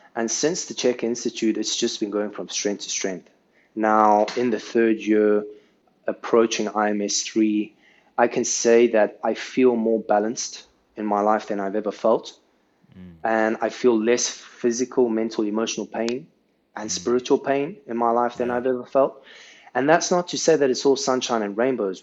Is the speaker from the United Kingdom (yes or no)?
no; South Africa; now in Saudi Arabia; where I grew up in South Africa